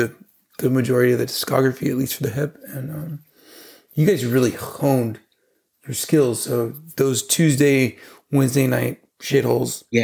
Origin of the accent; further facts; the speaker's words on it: Southern California, United States; moved away as an adult; now in Malaga, Spain; I grew up in Southern California, but I live in Malaga, Spain